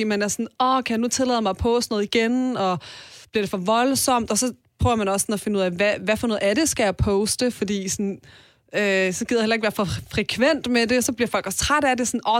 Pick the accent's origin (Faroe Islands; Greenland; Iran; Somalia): Iran; og så sker der jo en masse ting i mit hjemland